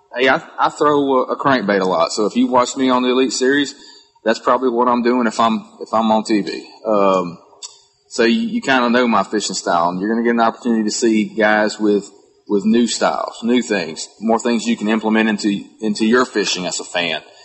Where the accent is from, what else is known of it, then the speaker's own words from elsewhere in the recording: Central Texas, United States; growing up in Texas and around tournament fishing